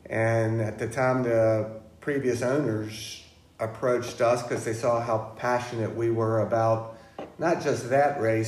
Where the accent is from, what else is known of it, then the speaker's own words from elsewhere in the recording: Richmond, Virginia, United States; also born or lived in Florida; now in Virginia Beach, United States; I grew up in Richmond